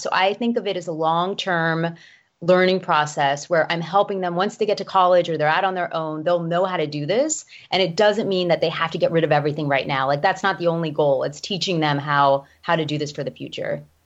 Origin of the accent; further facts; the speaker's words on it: Miami, Florida, United States; moved away; also born or lived in Chicago / Knoxville; I'm from Miami, Florida originally